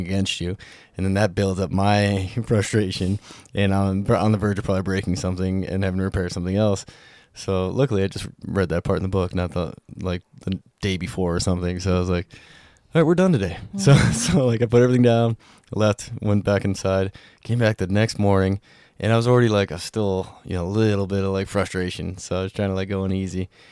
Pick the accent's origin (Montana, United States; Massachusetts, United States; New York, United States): Montana, United States; growing up in Montana